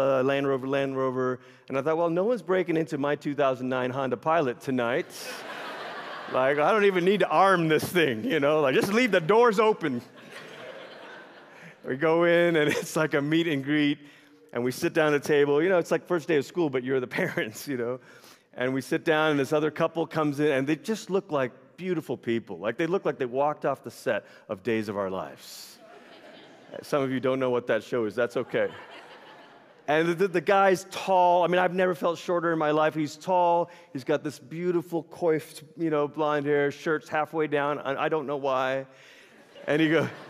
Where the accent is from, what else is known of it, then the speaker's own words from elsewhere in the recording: Malaysia; moved away; I grew up in Malaysia. It's where I'm originally from. I was born there, raised there